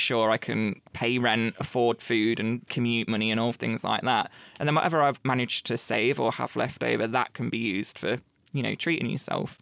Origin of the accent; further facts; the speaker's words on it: Leicester, East Midlands, United Kingdom; I am from Leicester